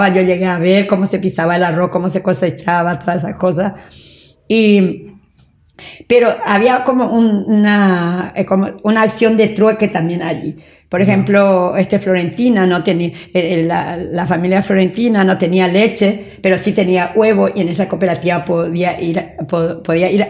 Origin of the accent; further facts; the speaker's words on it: San Juan Bautista, Misiones, Paraguay; moved away; also born or lived in Asunción; Nací en San Juan Bautista, Misiones.